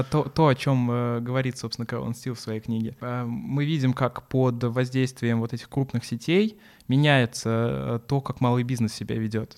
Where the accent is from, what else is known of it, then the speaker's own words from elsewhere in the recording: Samara, Samara Oblast, Russia; в Самаре той же, откуда я, э, ну, из, в которой, которую я безумно люблю, откуда я родом